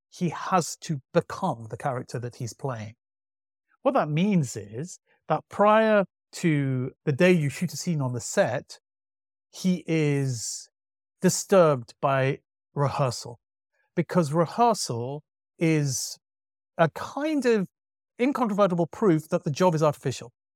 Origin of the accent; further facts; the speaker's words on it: Manchester, North West England, United Kingdom; I grew up in Manchester